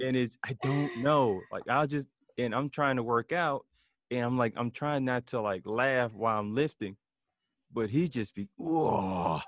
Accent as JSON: {"language": "English", "town": "Memphis", "region": "Tennessee", "country": "United States", "tie": "born or raised there", "said": "I grew up in Memphis"}